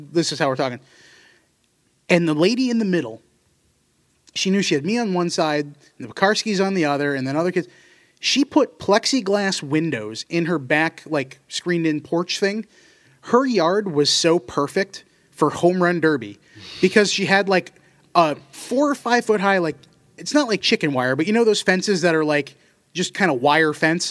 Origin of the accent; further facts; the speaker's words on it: Seymour, Connecticut, United States; where I grew up in Seymour.